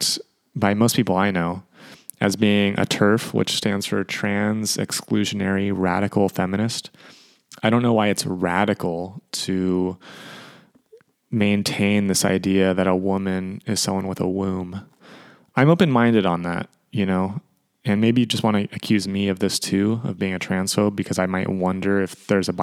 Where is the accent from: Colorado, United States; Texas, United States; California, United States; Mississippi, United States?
California, United States; Sacramento; the Sacramento Kings, my hometown